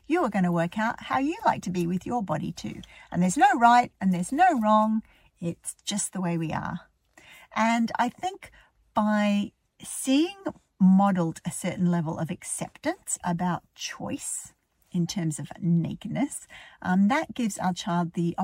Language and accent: English; Australia; now in Ireland; I was raised in Australia. I live in Ireland now